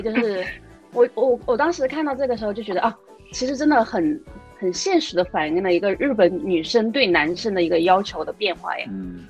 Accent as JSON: {"language": "Chinese", "country": "China", "said": "在我们中国人看来"}